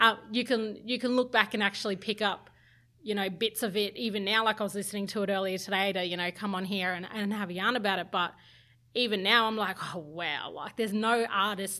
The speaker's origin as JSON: {"language": "English", "region": "North Queensland", "country": "Australia", "tie": "born or raised there", "also_born_or_lived": "Sydney", "moved": "as an adult", "said": "As an Indigenous girl growing up in North Queensland"}